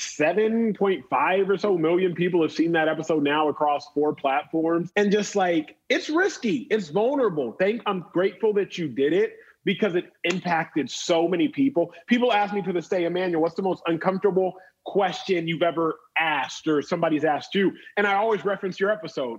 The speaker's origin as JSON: {"language": "English", "region": "Texas", "country": "United States", "tie": "born or raised there"}